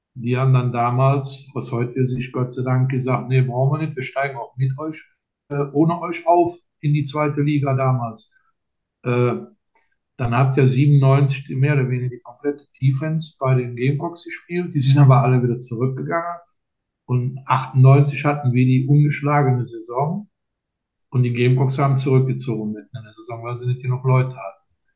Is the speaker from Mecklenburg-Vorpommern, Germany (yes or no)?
no; Linz am Rhein, Rhineland-Palatinate, Germany; ich komme ja äh, aus Linz